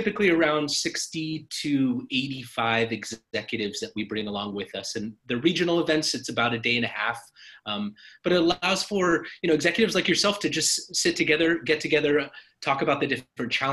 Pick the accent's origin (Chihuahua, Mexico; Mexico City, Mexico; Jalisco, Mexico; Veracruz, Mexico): Mexico City, Mexico; now in Austin, United States; I grew up in Mexico City